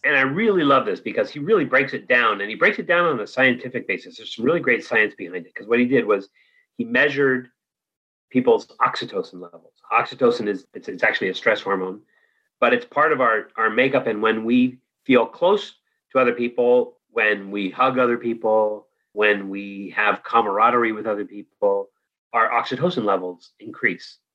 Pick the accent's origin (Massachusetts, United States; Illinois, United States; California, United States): California, United States; Danville; moved away as an adult; also born or lived in Santa Barbara / France / Nepal; I grew up in the East Bay, San Francisco Bay Area, in Danville